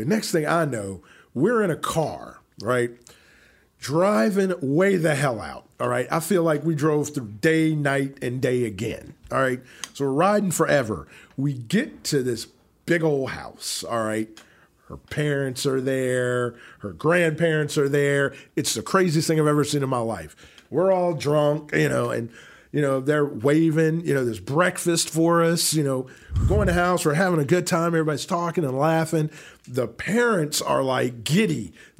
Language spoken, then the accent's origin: English; New Jersey, United States; So most guys are telling these girls things like, oh, yeah, you like … ? They're from my hometown.